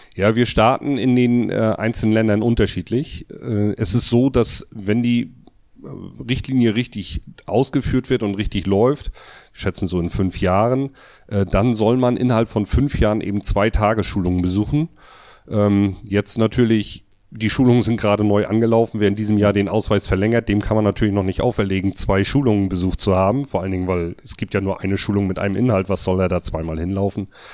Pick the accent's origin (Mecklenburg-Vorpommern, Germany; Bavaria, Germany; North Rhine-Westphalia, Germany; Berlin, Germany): Mecklenburg-Vorpommern, Germany; Grevesmühlen; Also ich komme aus Grevesmühlen, das ist eine kleine Stadt äh, zwischen Lübeck und Wismar, also oben an der Ostsee. Da habe ich eine Elektrofirma